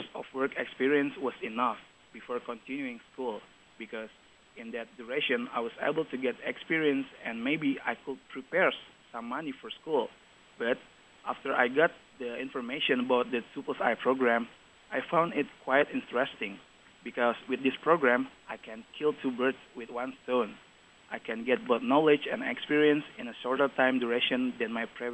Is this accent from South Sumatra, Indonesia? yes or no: yes; Palembang, South Sumatra, Indonesia; moved away as an adult; now in Taiwan; I came from Palembang. It's located in the southern of Sumatra Island, Indonesia.